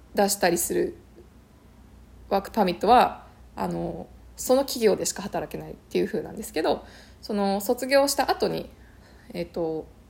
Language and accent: Japanese; Japan; moved away as an adult; now in Canada; 私はその日本でずっと諦めていたことをもうこの際、ね、そのカナダに来てあの本当にもうゼロから始める